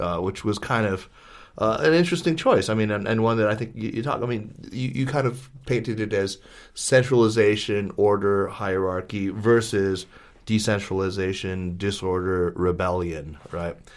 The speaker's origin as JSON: {"language": "English", "country": "United States", "said": "as an American"}